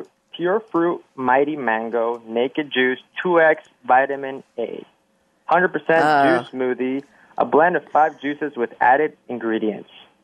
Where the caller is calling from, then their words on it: Salt Lake City, Utah, United States; I'm calling from my home is Salt Lake City, Utah. I work for a company called HireVue there, but I'm currently visiting my brother in Stanford. So I'm in the Stanford student housing.